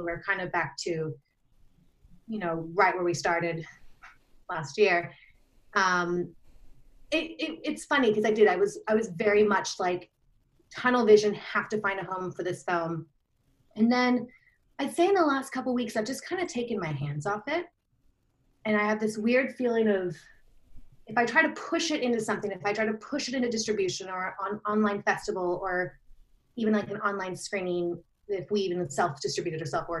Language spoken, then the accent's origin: English; Australia; because I'm Australian, even though I don't sound like it.